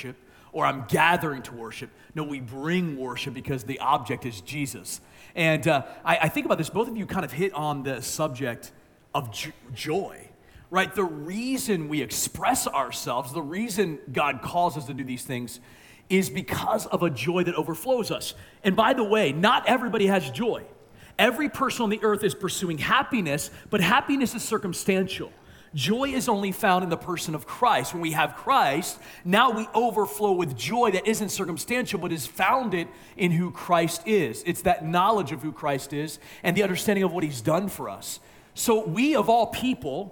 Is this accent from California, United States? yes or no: no; Maryland, United States; I'm from Maryland